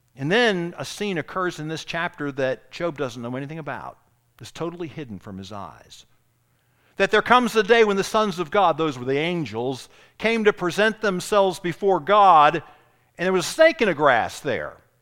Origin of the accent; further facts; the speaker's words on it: Charleston, South Carolina, United States; I grew up in Charleston, I grew up south abroad